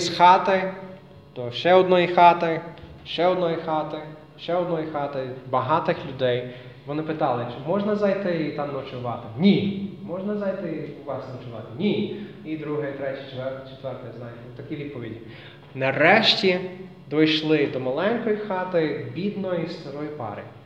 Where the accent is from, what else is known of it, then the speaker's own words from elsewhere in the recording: United States; Ukrainian is a second language; now in Lviv, Ukraine; я американець е, з Америки